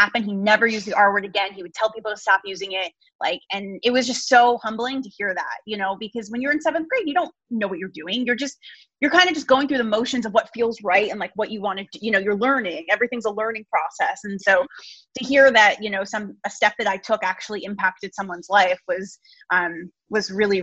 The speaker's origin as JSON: {"language": "English", "region": "New Jersey", "country": "United States", "said": "I'm from New Jersey."}